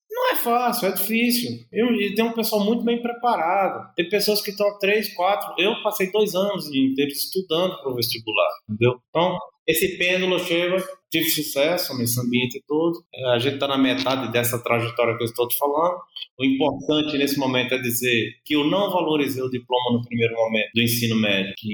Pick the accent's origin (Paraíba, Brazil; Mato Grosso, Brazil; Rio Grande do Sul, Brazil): Paraíba, Brazil; now in São Paulo, Brazil; eu sou da Paraíba, cheguei em São Paulo com minha família